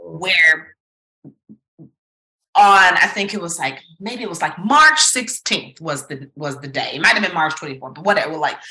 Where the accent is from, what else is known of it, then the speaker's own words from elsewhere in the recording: Memphis, Tennessee, United States; moved away as an adult; also born or lived in New York; now in Atlanta, United States; being a Southerner living in New York, a Memphian in Manhattan